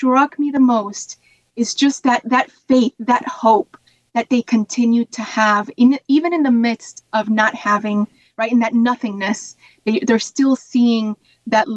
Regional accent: Ohio, United States; also born or lived in Puerto Rico; I'm from Puerto Rico, but I moved to Ohio and grew up in Ohio.

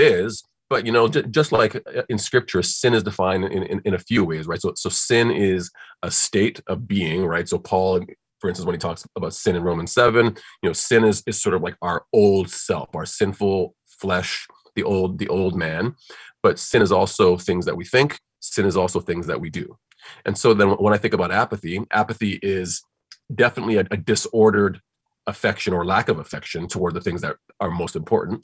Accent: Nigeria; moved away; I'm from Nigeria originally, and it's a very spiritual spiritual place

